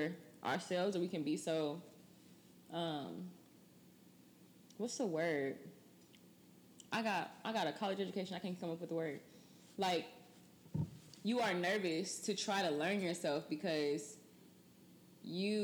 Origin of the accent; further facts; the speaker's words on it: Texas, United States; moved away as an adult; also born or lived in Ohio; I'm from Texas